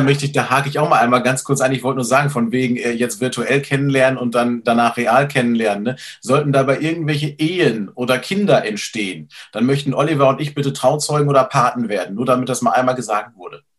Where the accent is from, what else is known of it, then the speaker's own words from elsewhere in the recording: Schleswig-Holstein, Germany; bei uns in Schleswig-Holstein